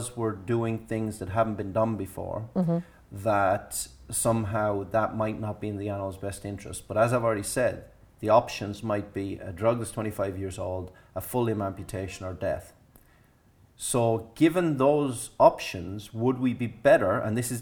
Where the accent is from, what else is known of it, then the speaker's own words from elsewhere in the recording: Ireland; Being Irish